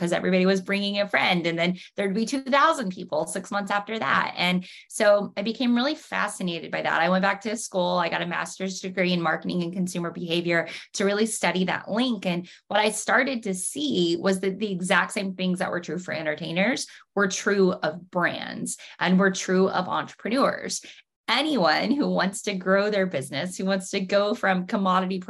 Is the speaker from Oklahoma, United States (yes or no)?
yes; Oklahoma, United States; now in Franklin, United States; I grew up in Oklahoma